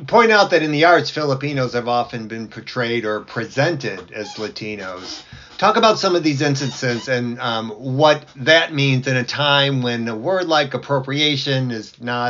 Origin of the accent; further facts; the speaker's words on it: Chicago, Illinois, United States; moved away; also born or lived in New York / Texas; growing up in a very sort of white environment, it, because where I grew up in Chicago